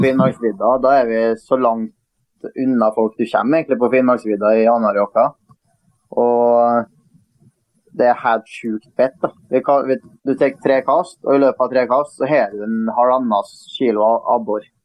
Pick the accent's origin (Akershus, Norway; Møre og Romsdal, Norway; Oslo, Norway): Møre og Romsdal, Norway; vi er jo romsdalinger